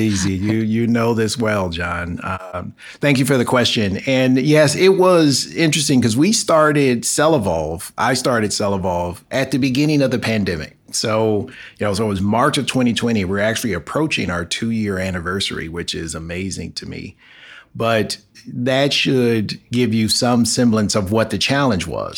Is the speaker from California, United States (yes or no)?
yes; Los Angeles, California, United States; moved away as an adult; I'm born and raised in Los Angeles. So I'm, I'm an Angeleno, as we call ourselves